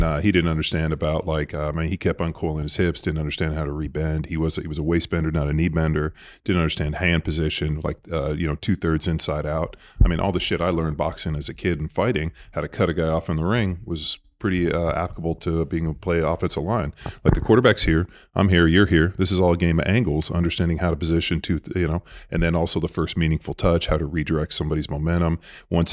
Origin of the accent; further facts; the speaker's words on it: Torrance, California, United States; I grew up in Torrance, Palos Verdes area